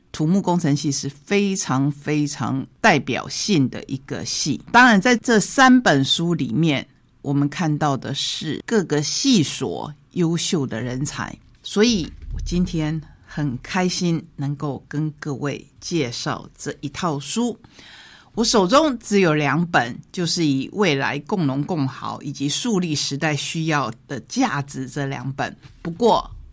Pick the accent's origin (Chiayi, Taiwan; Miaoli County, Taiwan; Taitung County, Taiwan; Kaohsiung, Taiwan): Taitung County, Taiwan; also born or lived in Tainan; 跟着现在我们台东的国本农场的王家移民到了台东